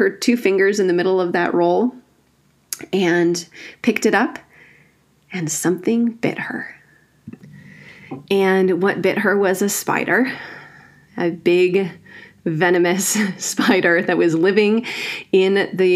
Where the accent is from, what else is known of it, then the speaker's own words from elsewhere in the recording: Northwoods of Wisconsin, United States; I grew up in the Northwoods of Wisconsin